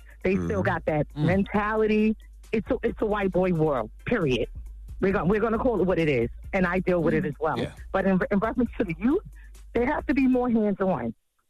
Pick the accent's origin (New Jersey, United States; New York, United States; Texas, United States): New York, United States; New York City; Well, first of all, I grew up in Canarsie and Brownsville. So in growing up in those areas and working in those areas